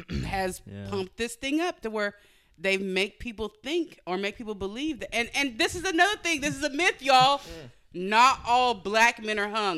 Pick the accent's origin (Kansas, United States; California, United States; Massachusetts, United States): California, United States; Modesto; I grew up in Modesto.